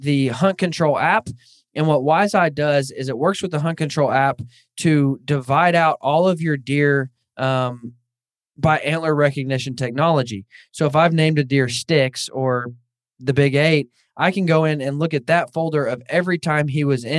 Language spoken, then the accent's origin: English; Northwest Arkansas, United States; moved away as an adult; now in Kansas, United States; I grew up in Northwest Arkansas where there's some decent bear hunting